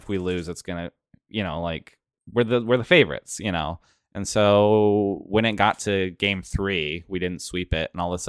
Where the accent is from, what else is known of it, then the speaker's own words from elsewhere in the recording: Pacific Northwest, United States; We're from the Pacific Northwest. So getting to go to the East Coast and see that together was cool.